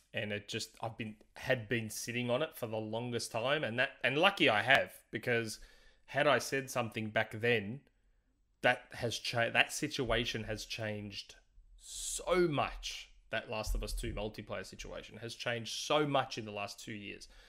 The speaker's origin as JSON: {"language": "English", "country": "Australia", "said": "I'm Aussie"}